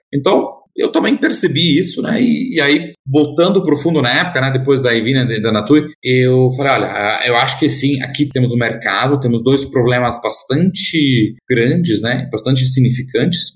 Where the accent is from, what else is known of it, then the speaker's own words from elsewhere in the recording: Germany; Portuguese is a second language; moved away as an adult; also born or lived in Netherlands / United States; now in Brazil; eu sou alemão, é, nasci e cresci na Alemanha, é numa cidadezinha bastante pequena